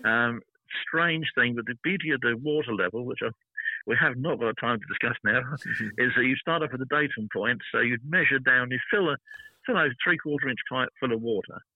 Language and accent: English; United Kingdom; I'm a British